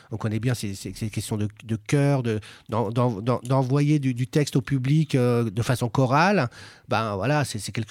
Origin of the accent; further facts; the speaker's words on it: Sevran, Île-de-France, France; j'ai grandi à Sevran, ouais. Moi, Je, suis originaire de cette ville